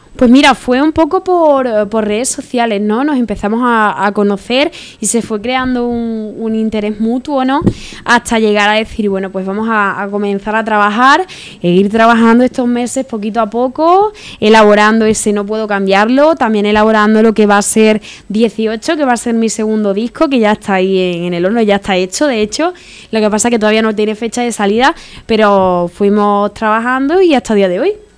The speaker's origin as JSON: {"language": "Spanish", "town": "Málaga", "region": "Andalusia", "country": "Spain", "also_born_or_lived": "Córdoba", "said": "por mi comunidad autónoma, yo soy de Málaga"}